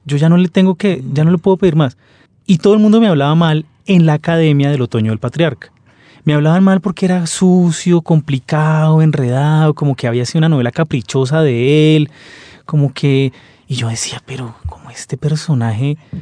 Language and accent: Spanish; Colombia; somos colombianos